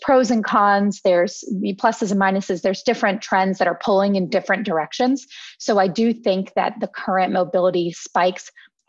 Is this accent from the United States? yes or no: yes; Philadelphia, Pennsylvania, United States; now in New York City, United States; I'm actually from Philadelphia and I had been planning to move back to Philadelphia anyway